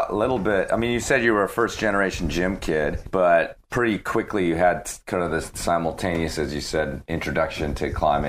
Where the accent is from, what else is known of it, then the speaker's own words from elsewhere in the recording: Libertyville, Illinois, United States; moved away; In this was in the suburbs of Chicago, a place called Libertyville, Illinois.